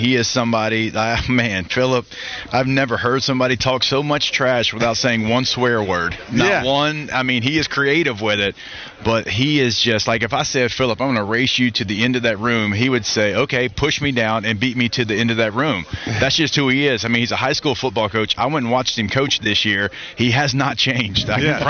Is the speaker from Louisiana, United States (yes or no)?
yes; Louisiana, United States; growing up in Louisiana